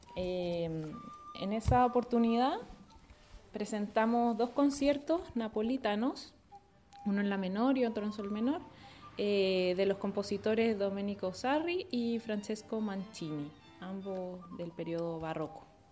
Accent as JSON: {"language": "Spanish", "town": "Viña del Mar", "region": "Valparaíso", "country": "Chile", "said": "yo soy de Viña del Mar"}